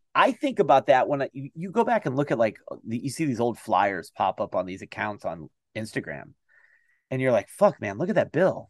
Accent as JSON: {"language": "English", "town": "Toledo", "region": "Ohio", "country": "United States", "said": "I'm from the Toledo, Ohio area"}